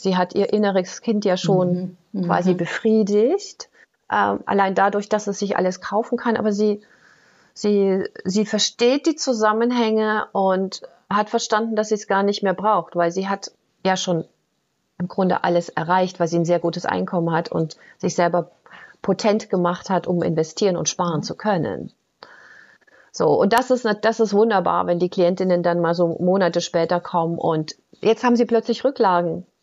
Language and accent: German; Germany; ich komme ja aus der DDR